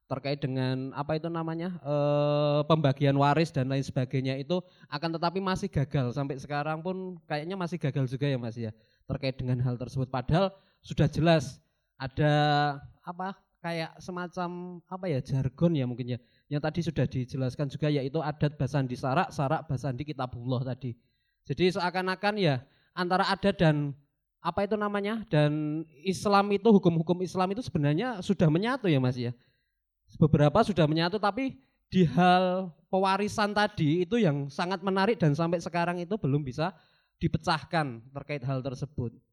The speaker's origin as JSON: {"language": "Indonesian", "town": "Tasikmalaya", "region": "West Java", "country": "Indonesia", "said": "Saya dari Tasikmalaya."}